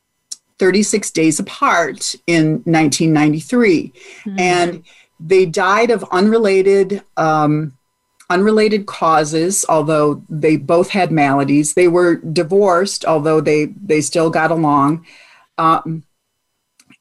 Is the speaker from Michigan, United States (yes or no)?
yes; Michigan, United States; moved away as an adult; also born or lived in Virginia; my home state of Michigan